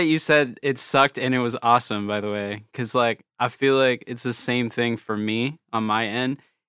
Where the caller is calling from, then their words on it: Hollywood, California, United States; Yeah, I'm from Hollywood, California.